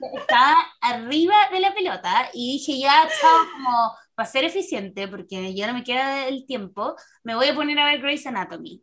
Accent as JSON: {"language": "Spanish", "country": "Chile"}